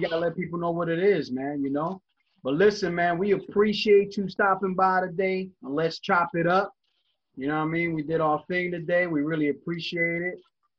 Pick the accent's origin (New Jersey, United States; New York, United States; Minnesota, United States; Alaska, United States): New York, United States; moved away as an adult; now in Philadelphia, United States; I'm originally from New York, man, but I moved to Philadelphia.